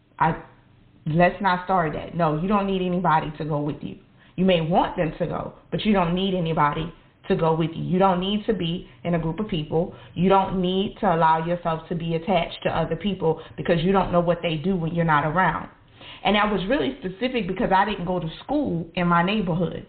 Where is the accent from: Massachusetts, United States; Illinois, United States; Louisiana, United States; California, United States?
Louisiana, United States; New Orleans; I grew up in New Orleans. I grew up in the projects